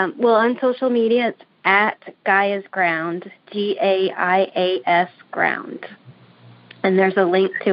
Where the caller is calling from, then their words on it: Maine, United States; I'm calling from Maine.